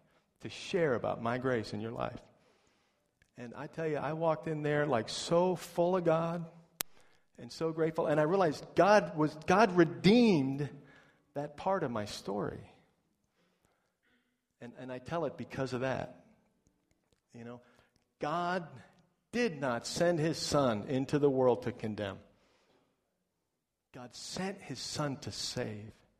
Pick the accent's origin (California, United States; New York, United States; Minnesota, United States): New York, United States; moved away as an adult; now in Florida, United States; this is in my hometown